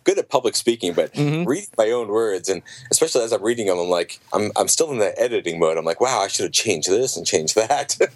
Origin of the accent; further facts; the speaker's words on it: Yellow Springs, Ohio, United States; my hometown, Yellow Springs, Ohio